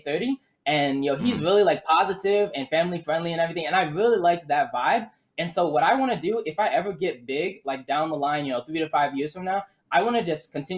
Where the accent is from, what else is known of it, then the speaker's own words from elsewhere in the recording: Owings Mills, Maryland, United States; also born or lived in Baltimore, Maryland; now in Missouri, United States; I was born in Baltimore, but then raised Owings Mills, Maryland